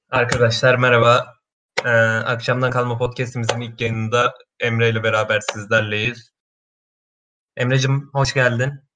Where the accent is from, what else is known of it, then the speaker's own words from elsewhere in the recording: Kastamonu, Turkey; now in Istanbul, Turkey; Kastamonluyum aslen.